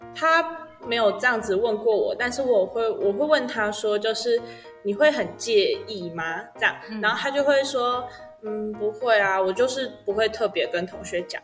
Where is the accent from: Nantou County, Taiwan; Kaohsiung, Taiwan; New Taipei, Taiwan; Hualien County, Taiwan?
New Taipei, Taiwan; moved away as an adult; now in Taichung, Taiwan; 虽然说我是新北人，但我高中都是在台北念书，然后大学又到台中